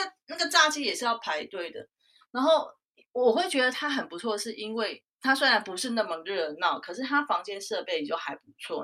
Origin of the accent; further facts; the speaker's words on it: Taichung, Taiwan; now in Taipei, Taiwan; 我是在台北工作，但是我老家是在台中，所以我，我过年我就一定会回去